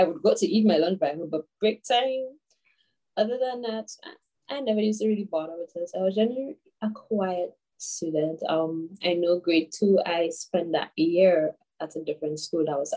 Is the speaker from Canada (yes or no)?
no; St. George's, Saint George, Grenada; I'm from Archibald Avenue, St. George